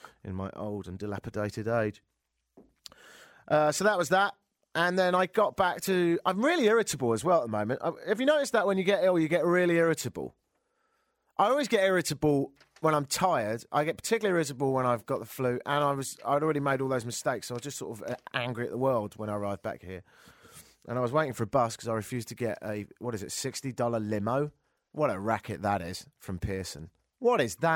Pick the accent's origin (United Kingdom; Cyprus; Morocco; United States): United Kingdom; England; now in Toronto, Canada; I'm from England